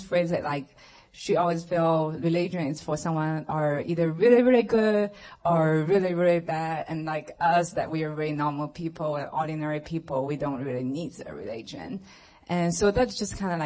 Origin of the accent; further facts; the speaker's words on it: China; moved away; I grew up in China, and just being raised in a family that they are atheists